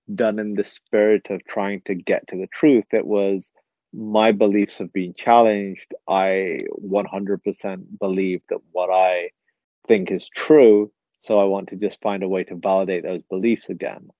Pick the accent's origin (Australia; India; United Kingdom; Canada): United Kingdom; England; first language English; I was born in England, so British. You know that that is the only country I've known. English is my first language